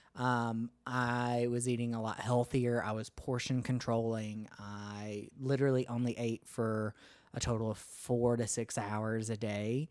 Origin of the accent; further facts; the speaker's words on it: United States; I'm ashamed to say that I'm from the United States